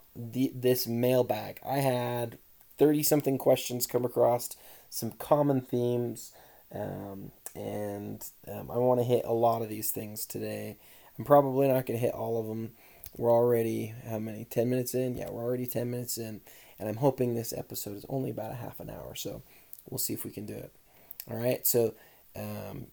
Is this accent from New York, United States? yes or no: no; Utah, United States; born and raised in Utah